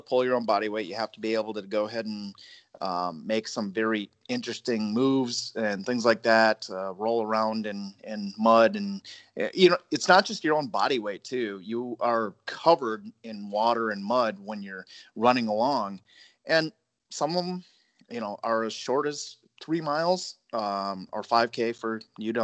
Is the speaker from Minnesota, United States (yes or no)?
yes; northern Minnesota, United States; I grew up in Minnesota, northern Minnesota.